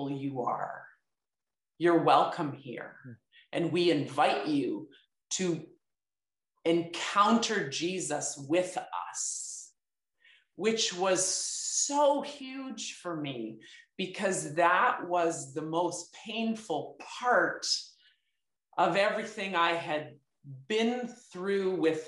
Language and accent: English; Beamsville, Ontario, Canada; I was born and raised in Beamsville